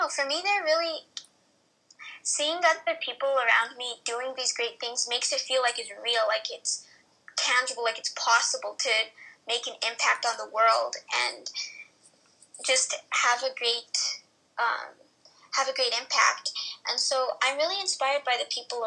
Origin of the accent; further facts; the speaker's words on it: New Mexico, United States; My dad's from Mexico, yeah, but I'm from New Mexico.